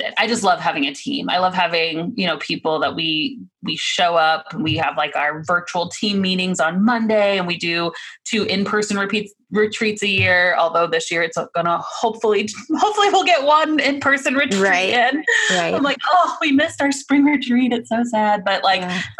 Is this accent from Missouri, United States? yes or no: yes; Missouri, United States; moved away; also born or lived in Virginia / Oklahoma; I'm from Missouri